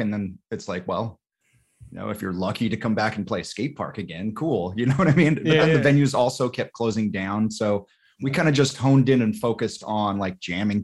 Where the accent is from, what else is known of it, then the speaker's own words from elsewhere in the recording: Utah, United States; moved away; I'm not from Utah, but I grew up in Utah